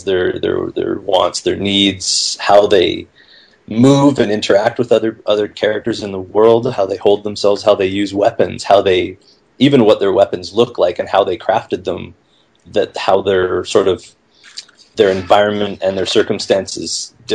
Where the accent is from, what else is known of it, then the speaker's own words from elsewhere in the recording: Vancouver, British Columbia, Canada; I'm originally from Vancouver, Canada.